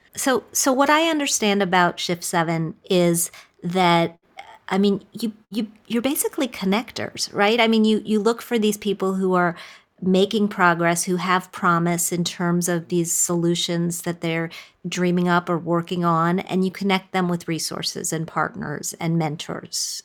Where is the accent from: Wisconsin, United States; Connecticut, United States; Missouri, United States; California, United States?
Wisconsin, United States; I grew up in Wisconsin, and we spent a lot of time on lakes